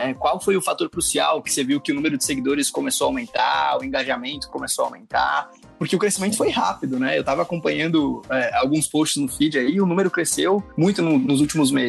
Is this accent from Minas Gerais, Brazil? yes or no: no; Santa Catarina, Brazil; also born or lived in Passo Fundo, Rio Grande do Sul; now in São Paulo, Brazil; sou de Passo ah, é Fundo. Aí cresci em Santa Catarina e agora tô morando em São Paulo.